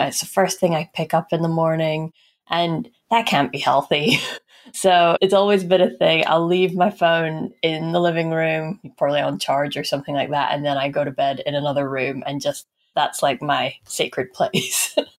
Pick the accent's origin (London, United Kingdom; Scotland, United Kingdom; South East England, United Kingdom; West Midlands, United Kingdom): Scotland, United Kingdom; Aberdeen; I was born in Aberdeen, and Aberdeen was very oil and gas focused.